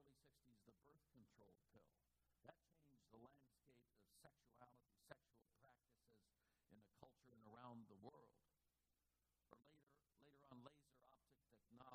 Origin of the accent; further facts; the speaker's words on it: Oakland, California, United States; I grew up in Oakland in the 50s